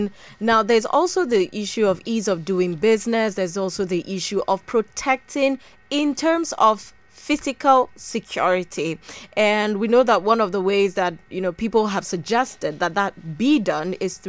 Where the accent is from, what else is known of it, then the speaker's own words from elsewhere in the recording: Plateau, Nigeria; now in Jos, Nigeria; I'm from Kompan.